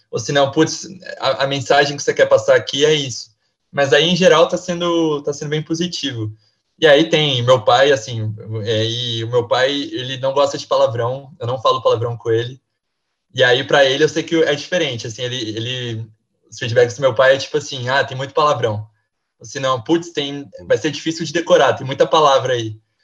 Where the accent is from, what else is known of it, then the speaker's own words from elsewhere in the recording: Caçapava, São Paulo, Brazil; moved away as an adult; also born or lived in Limeira; now in São Paulo, Brazil; Eu, eu sou de Caçapava, Vale do Paraíba ali, DDD 012